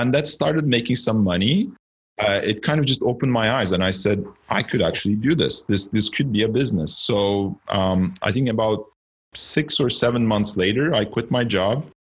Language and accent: English; Istanbul, Turkey; moved away as an adult; now in Canada; I'm originally from Turkey. I was born in Istanbul and I came to Canada just under 20 years ago to study